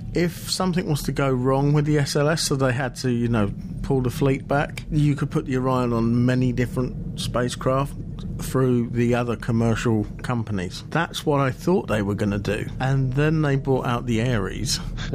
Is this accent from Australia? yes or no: no; near Westcott, Buckinghamshire, South East England, United Kingdom; Now, Westcott is a stone's throw away from my hometown